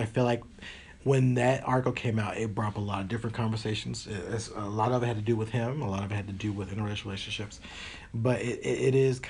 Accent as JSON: {"language": "English", "region": "Tennessee", "country": "United States", "also_born_or_lived": "Kentucky", "said": "because I come from places, I came from Tennessee and Kentucky. A lot of places don't have Target."}